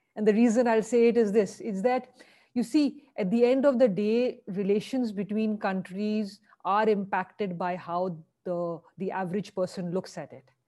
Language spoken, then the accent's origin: English; Lucknow, Uttar Pradesh, India; also born or lived in Delhi; I was born in Delhi. I grew up in Lucknow.